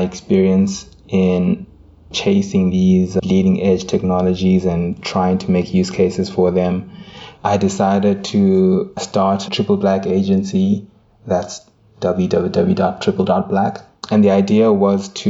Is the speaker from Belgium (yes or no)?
no; Zimbabwe; moved away as an adult; also born or lived in South Africa; Having lived in South Africa for half a decade and even, you know, growing up in Zimbabwe